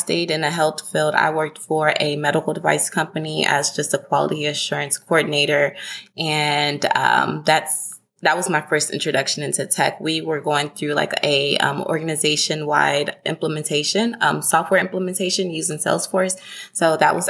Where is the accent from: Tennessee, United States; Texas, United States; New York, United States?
Texas, United States; Houston; also born or lived in Denton, Texas; now in Dallas, United States; I am originally from Houston, Texas, currently based in Dallas, Texas.